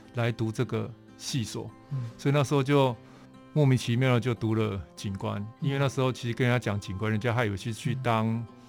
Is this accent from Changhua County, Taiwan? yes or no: no; Tainan, Taiwan; also born or lived in Pingtung; 我本身是屏东人，嗯。然后后来大概成长的历程大概都是在台南，嗯。所以台南也， 也之前翻过去台南，所以是算我第二个嗯。故乡